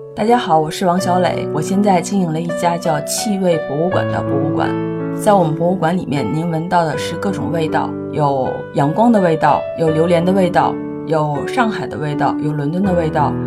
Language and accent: Chinese; northern China, China; 因为我是北方人